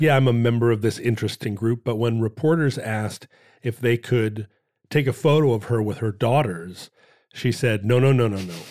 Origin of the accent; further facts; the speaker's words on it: Anchorage, Alaska, United States; when I was a kid growing up in Anchorage